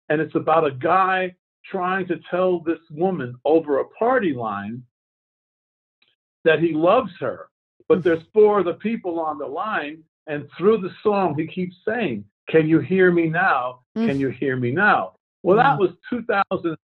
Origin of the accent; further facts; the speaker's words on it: New York City, New York, United States; I grew up in Brooklyn, New York, surrounded by gangsters